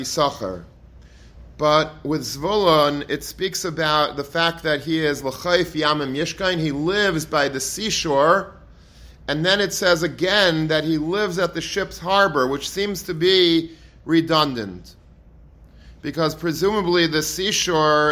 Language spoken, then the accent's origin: English; Long Beach, New York, United States; where I grew up in Long Beach, so my parents' house is literally a stone's throw away from the boardwalk